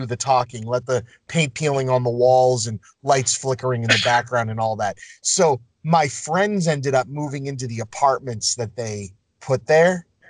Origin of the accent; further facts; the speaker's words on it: Lynn, Massachusetts, United States; I grew up in Lynn. Danvers is a couple towns over.